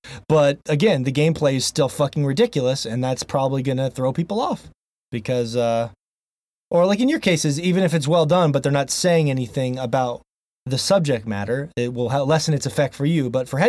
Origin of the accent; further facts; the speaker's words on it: Maracaibo, Zulia, Venezuela; which feature my city of Maracaibo. In my hometown from Venezuela.